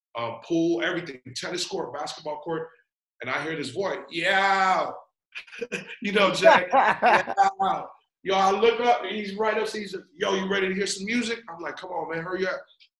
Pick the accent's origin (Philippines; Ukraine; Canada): Philippines; You know, I'm Filipino.